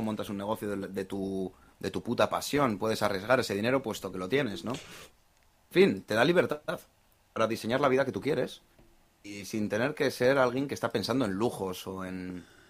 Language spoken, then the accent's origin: Spanish; Bilbao, Basque Country, Spain; Soy de Bilbao